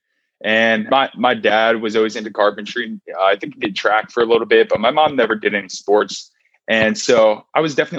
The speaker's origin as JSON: {"language": "English", "area": "Montgomery County, outside Philadelphia", "region": "Pennsylvania", "country": "United States", "tie": "born or raised there", "also_born_or_lived": "Berkeley, California", "moved": "as an adult", "said": "I grew up right outside of Philadelphia in Montgomery County"}